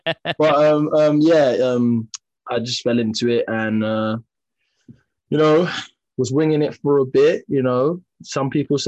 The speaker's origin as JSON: {"language": "English", "region": "London", "country": "United Kingdom", "tie": "born or raised there", "said": "I'm from Peckham."}